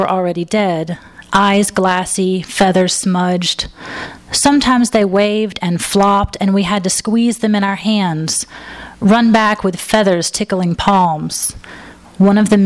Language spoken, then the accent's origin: English; Alabama, United States; moved away as an adult; now in Los Angeles, United States; I'm originally from Alabama